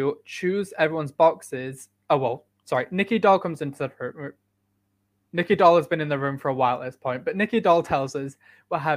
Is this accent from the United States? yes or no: no; United Kingdom